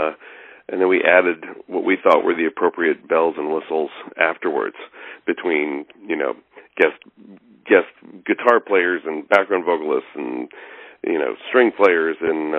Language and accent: English; New Jersey, United States; also born or lived in Colorado / Pennsylvania / Boston; I grew up in New Jersey, outside of Manhattan, and we lived there for a bunch of years, and then moved to Colorado, and then we moved to Pennsylvania, and then Boston.